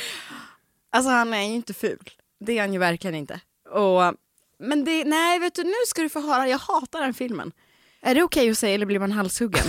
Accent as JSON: {"language": "Swedish", "town": "Omsk", "region": "Omsk Oblast", "country": "Russia", "tie": "born or raised there", "moved": "yes", "lives_now": "Sweden", "said": "i Omsk, där jag kommer ifrån."}